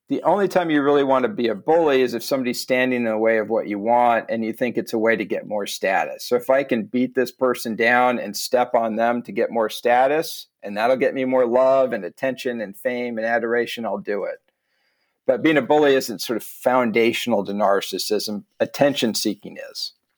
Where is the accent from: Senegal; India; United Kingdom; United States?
United States; As an American